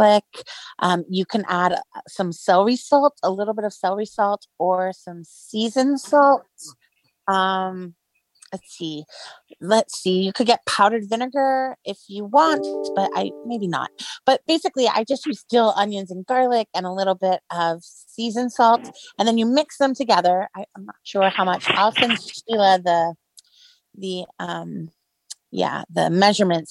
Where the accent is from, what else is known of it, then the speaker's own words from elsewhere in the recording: Kissimmee, Florida, United States; I am from Kissimmee